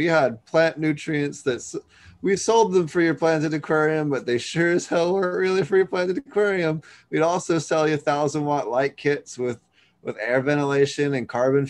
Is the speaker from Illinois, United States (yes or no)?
no; Philadelphia, Pennsylvania, United States; moved away; growing up in Philly, we all had access to the same supply